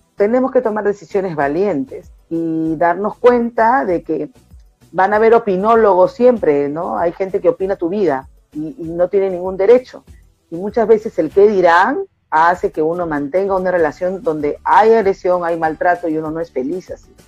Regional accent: Callao, Peru; soy del Callao

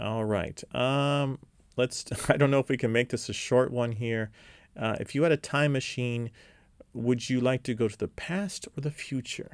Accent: United States; born or raised there; moved away

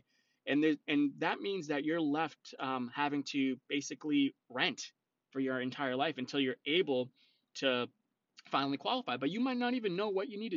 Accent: North Shore, Massachusetts, United States; I am originally from the North Shore, so I do help people out on the North Shore as well

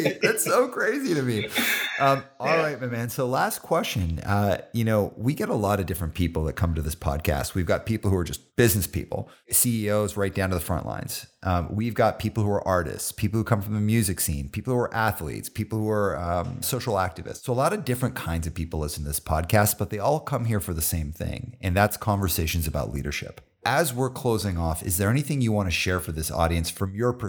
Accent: Calgary, Alberta, Canada; … is like such a Canadian thing that, like, I grew up in Calgary.

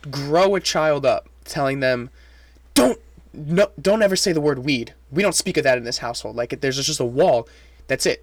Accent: France; first language French; English is a second language; now in New York, United States; I grew up in, in France. Um, my first language is French

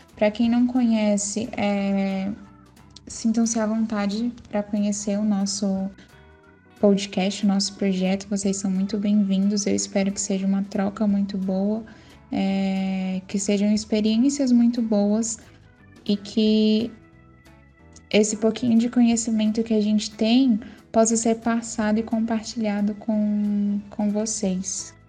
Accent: Brasília, Federal District, Brazil; sou de Brasília.

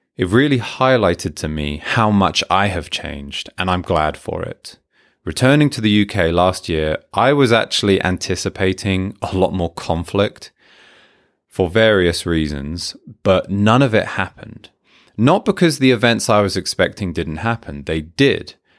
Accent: Hertfordshire, East of England, United Kingdom; moved away as an adult; also born or lived in Manchester, United Kingdom; now in Japan; As a teenager, as a child, growing up in Hertfordshire

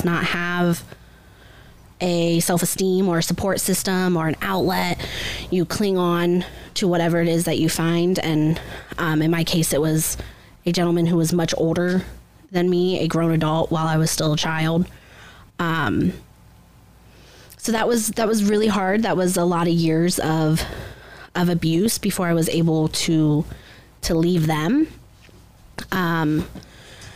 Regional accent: Upper Sandusky, Ohio, United States; I grew up in Upper Sandusky, Ohio, pretty small rural area

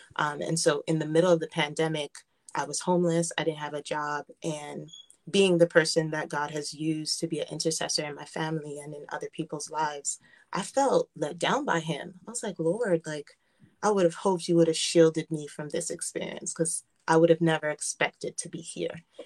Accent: United States; I was born and raised in America, um, I feel like I was born and raised in Haiti.

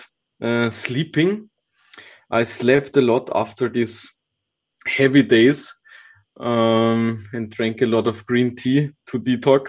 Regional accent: Austria; I grew up on the countryside with not a lot of mountains. So for me, forests are the type of nature that I visited a lot when I grew up. Later on, of course, also some nice mountain trips as I come from Austria

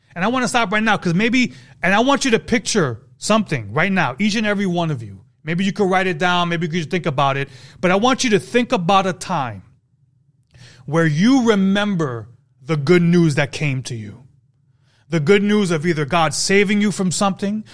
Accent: New York City, New York, United States; I'm from New York, Brooklyn

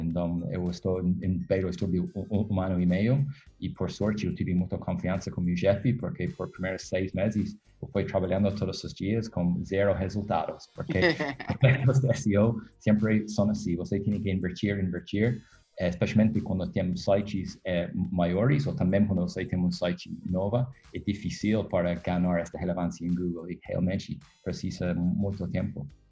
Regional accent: Ireland; Portuguese is a second language; moved away as an adult; now in Rio de Janeiro, Brazil; eu sou da Irlanda, morando aqui no Rio faz um ano ou poucos meses

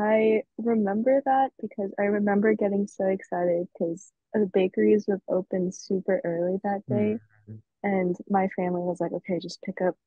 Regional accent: Philippines; moved away; Well, I grew up in the Philippines

